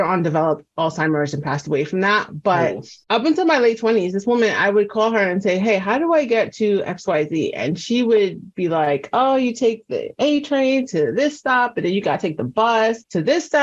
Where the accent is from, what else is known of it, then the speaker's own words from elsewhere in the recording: New York City, New York, United States; I'm from New York City, before Google Maps.